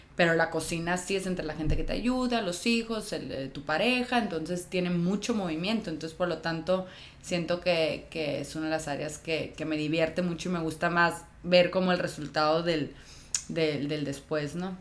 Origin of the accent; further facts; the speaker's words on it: Tijuana, Baja California, Mexico; moved away as an adult; also born or lived in Guadalajara; yo soy de Tijuana